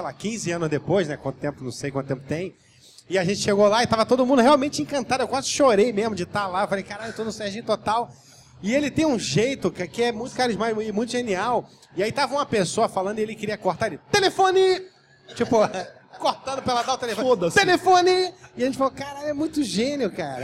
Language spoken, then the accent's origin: Portuguese; Rio de Janeiro, Brazil; Eu sou de Jacarepaguá e eu morava na Boiúna que era uma, um lugar que não tinha nem asfalto